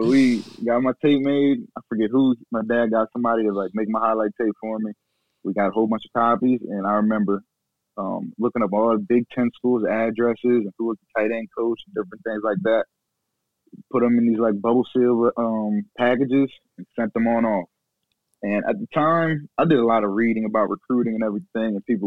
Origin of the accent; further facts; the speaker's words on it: Delaware, United States; I was from Delaware